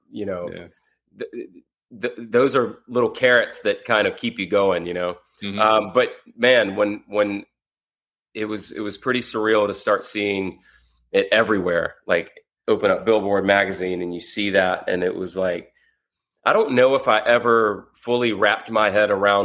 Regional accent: the South, United States; I grew up in the South, very small town in a trailer

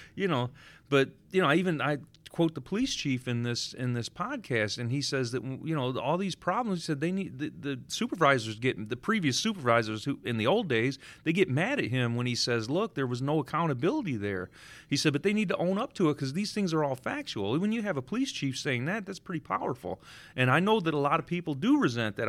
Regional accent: Detroit, Michigan, United States; I grew up in the Cass Corridor before they called it Midtown in the seventies.

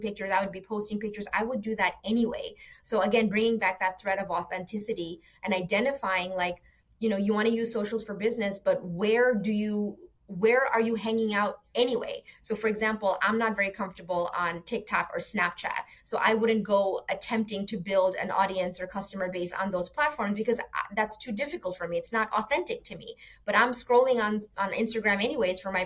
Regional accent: New York City, New York, United States; moved away as an adult; also born or lived in Bangladesh; now in Florida, United States; growing up in New York City in that classic immigrant story

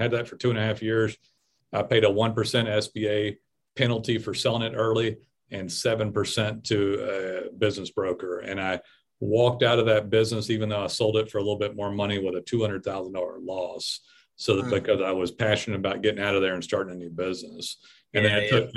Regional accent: United States; I'm American

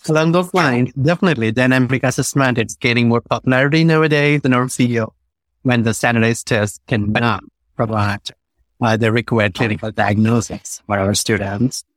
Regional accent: India; also born or lived in New York; now in Los Angeles, United States; I'm originally from India, a few years in New York, but I found home here in Los Angeles

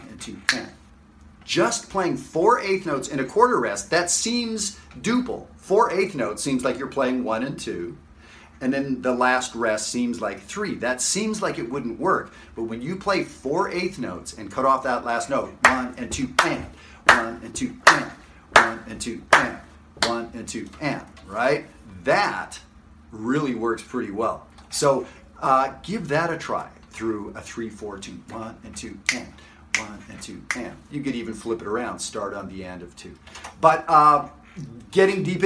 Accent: Canada; I'm a Canadian guy of entirely Ukrainian heritage

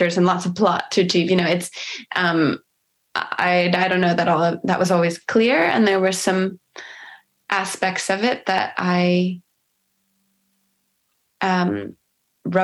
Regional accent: United States

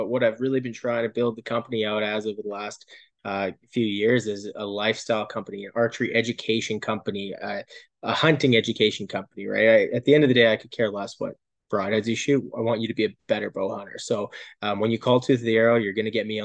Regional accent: Calgary, Alberta, Canada; I'm born and raised in Calgary

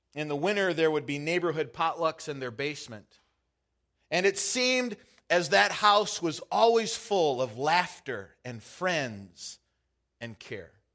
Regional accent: Michigan, United States; also born or lived in Wisconsin; now in Half Moon Bay, United States; growing up in Michigan

